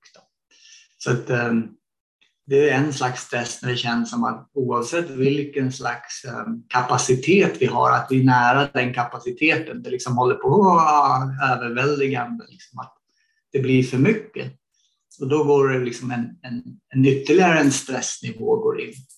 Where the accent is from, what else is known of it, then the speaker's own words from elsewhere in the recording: Sweden; moved away as an adult; när jag växte upp i Sverige